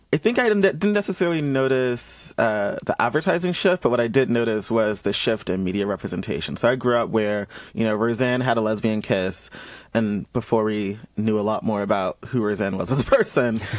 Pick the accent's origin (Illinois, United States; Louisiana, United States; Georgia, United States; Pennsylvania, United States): Georgia, United States; Columbus; moved away as an adult; being someone who's born and raised in Georgia, um, where up until I was 18.